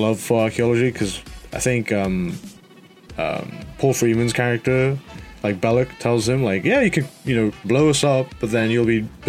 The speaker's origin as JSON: {"language": "English", "country": "Nepal", "tie": "born or raised there", "moved": "yes", "said": "My hometown."}